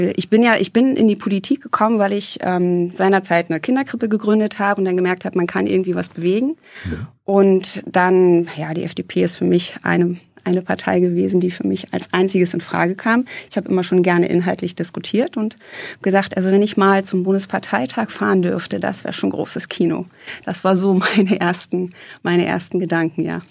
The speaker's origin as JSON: {"language": "German", "town": "Eisenhüttenstadt", "region": "Brandenburg", "country": "Germany", "tie": "born or raised there", "moved": "yes", "lives_now": "Hesse, Germany", "said": "Ich bin in Eisenhüttenstadt aufgewachsen"}